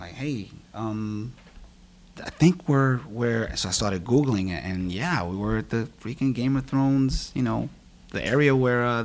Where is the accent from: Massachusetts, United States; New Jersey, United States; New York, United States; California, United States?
New York, United States; New York City; Born and raised in Harlem, and Washington Heights